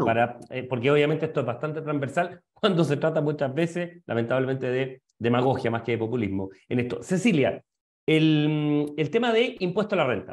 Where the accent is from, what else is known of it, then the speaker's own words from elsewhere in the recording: Chile; como sociedad chilena